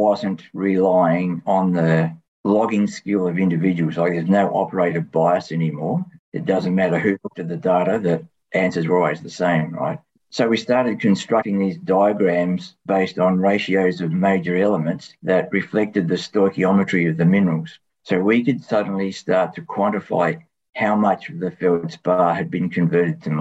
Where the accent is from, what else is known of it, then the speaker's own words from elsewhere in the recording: Tasmania, Australia; I grew up in Tasmania and I went to Tas Uni.